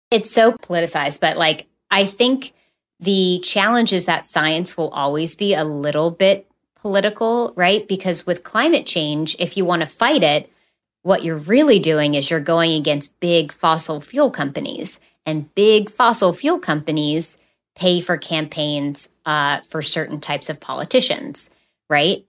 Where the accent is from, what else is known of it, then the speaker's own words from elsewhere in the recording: West Virginia, United States; I'm from West Virginia. And so being from coal country